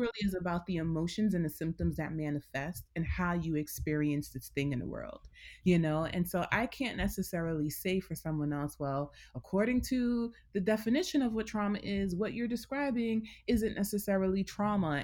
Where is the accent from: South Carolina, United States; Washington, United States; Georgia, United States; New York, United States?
New York, United States; New York City; I'm born and raised here